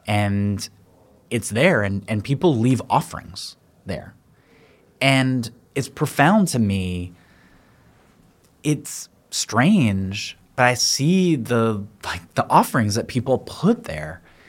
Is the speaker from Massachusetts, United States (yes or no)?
no; Philadelphia, Pennsylvania, United States; I'm from Philadelphia